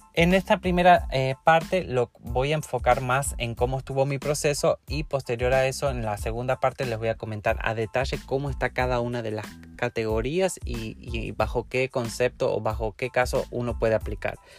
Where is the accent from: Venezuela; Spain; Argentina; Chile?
Argentina; moved away as an adult; now in Mexico; yo salí de Argentina e ingresé a México como turista